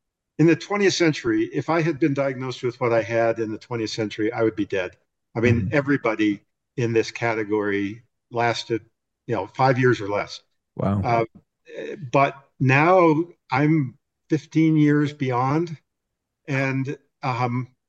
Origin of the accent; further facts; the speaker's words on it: Wisconsin, United States; now in Utah, United States; I grew up in Wisconsin